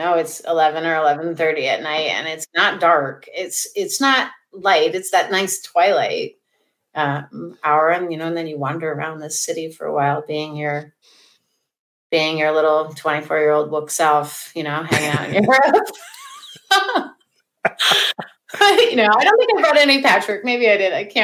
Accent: United States; as an American

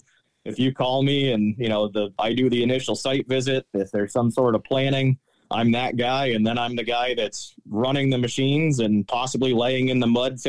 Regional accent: Connecticut, United States; moved away as an adult; now in Pennsylvania, United States; I grew up in Connecticut, did my 4 years of forestry study at the University of New Hampshire.

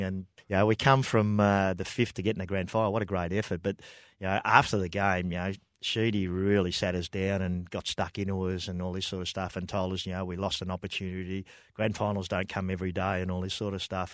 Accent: Broadford, Victoria, Australia; born and bred in Broadford.

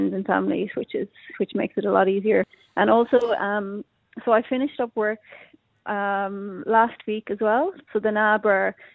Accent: Ireland; accent: Irish; moved away as an adult; now in Australia; I still have my Irish accent

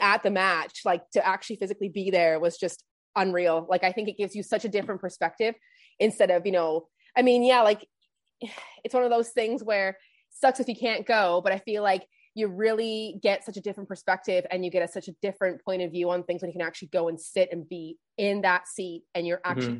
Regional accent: Canada; I'm actually from Canada.

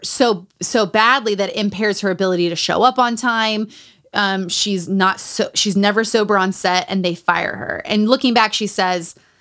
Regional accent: Utah, United States; Growing up in Utah

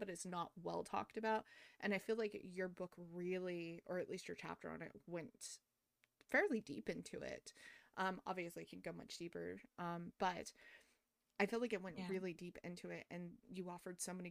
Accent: United States; as Americans

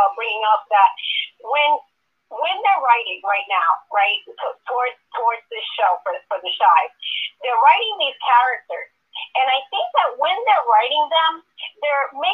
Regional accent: New York City, New York, United States; I grew up in New York City

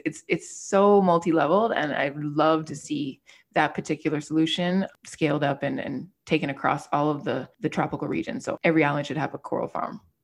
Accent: Miami, Florida, United States; being a Miami native and growing up in South Florida

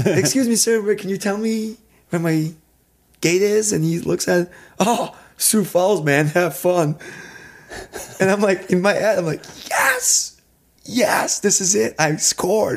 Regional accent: Serbia; moved away as an adult; also born or lived in Minneapolis; I'm not from Minneapolis, I'm from Serbia

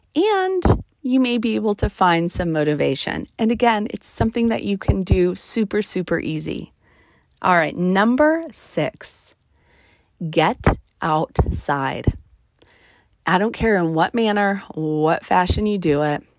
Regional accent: New Mexico, United States; now in Nevada, United States; I, I born and raised in the desert. I'm from New Mexico. I live in Nevada.

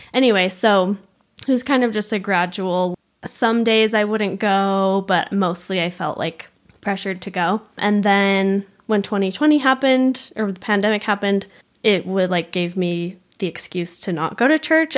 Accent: Provo, Utah, United States; also born or lived in Argentina / Montreal; I grew up in Provo, still live in Provo

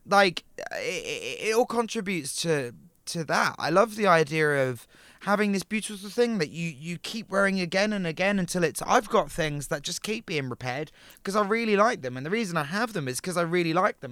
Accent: Portsmouth, South East England, United Kingdom; moved away; also born or lived in Brighton; I moved from Portsmouth to Brighton

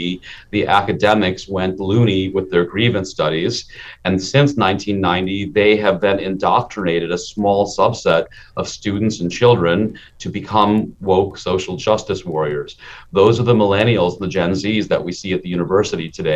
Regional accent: Minnesota, United States; also born or lived in India; I was a kid in Minnesota in the 1970s

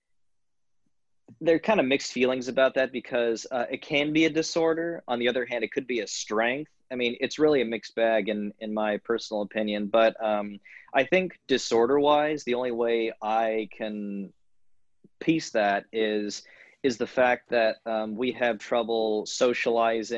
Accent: Long Beach, California, United States; moved away; I'm born and raised in Long Beach, California

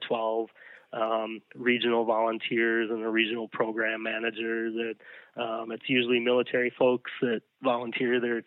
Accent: Hastings, Minnesota, United States; we're still based in my hometown, tiny little Hastings, Minnesota

